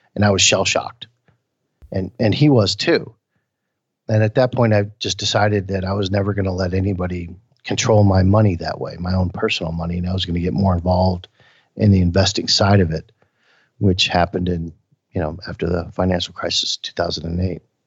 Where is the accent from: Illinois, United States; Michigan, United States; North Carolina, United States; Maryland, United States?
Michigan, United States; Flint; born or raised there; moved away